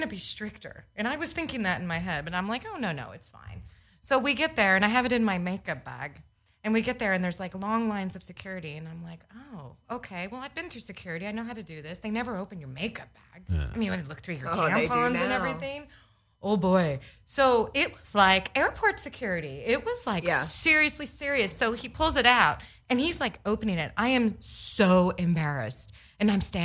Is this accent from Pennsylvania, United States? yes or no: no; Los Angeles, California, United States; I grew up